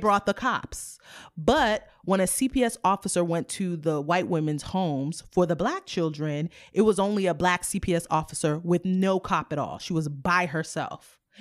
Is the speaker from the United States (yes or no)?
yes; United States; my mom is Haitian, my dad is from Sierra Leone. I was born in the United States